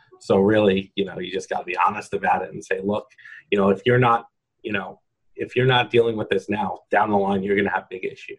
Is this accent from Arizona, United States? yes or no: no; New York, United States; accent: New York; I'm from New York, my New York accent